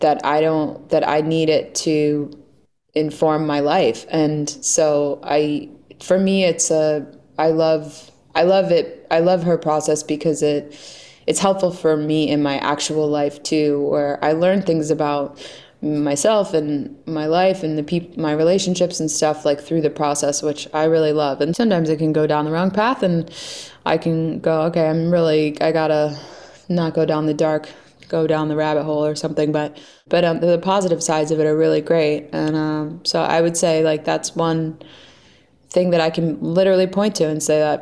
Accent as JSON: {"language": "English", "region": "Delaware", "country": "United States", "tie": "born or raised there", "moved": "yes", "said": "I grew up in Delaware. I didn't grow up in Hollywood."}